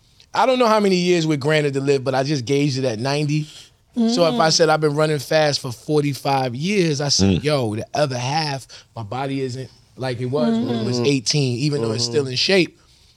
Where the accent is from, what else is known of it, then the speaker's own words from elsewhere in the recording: New York, United States; Because I'm a New Yorker.